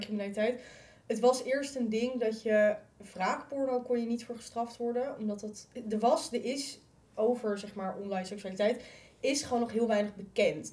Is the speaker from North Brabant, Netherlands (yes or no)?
no; Utrecht, Netherlands; Ik kom zelf uit Utrecht. Ik heb in school gezeten